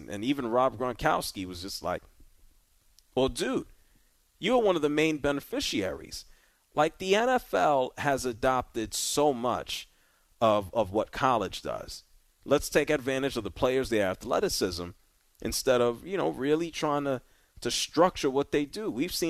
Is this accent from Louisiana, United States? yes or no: yes; New Orleans, Louisiana, United States; my hometown.